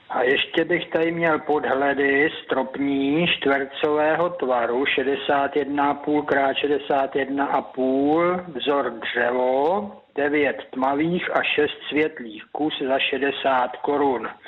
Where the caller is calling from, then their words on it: Pacov, Vysočina Region, Czechia; A to na telefonní číslo 773 19 22 57 a jsem z Pacova.